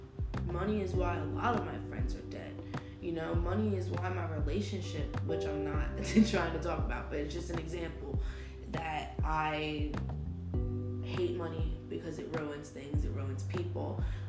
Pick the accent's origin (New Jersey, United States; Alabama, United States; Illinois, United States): New Jersey, United States; now in Florida, United States; I live in Florida. No, I'm from New Jersey.